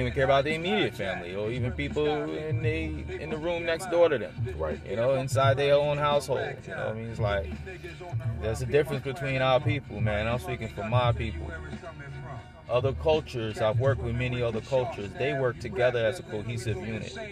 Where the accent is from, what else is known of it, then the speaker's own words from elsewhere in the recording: New York City, New York, United States; moved away as an adult; also born or lived in Miami, Florida / South Florida; now in Valrico, United States; I was born and raised in New York